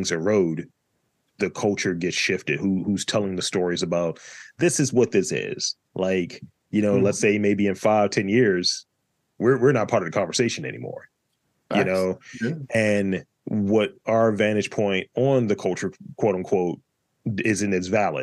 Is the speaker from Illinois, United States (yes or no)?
no; Baltimore, Maryland, United States; I'm from Baltimore, B.